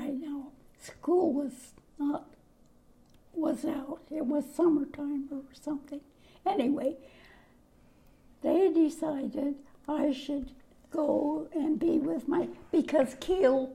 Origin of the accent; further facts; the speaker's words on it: Canada; also born or lived in Newport, Rhode Island; now in Washington, United States; I was born in Canada.